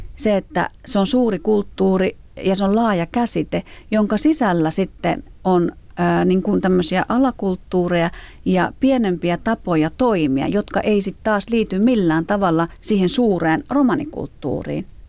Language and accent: Finnish; Finland; suomalaisena, romaninaisena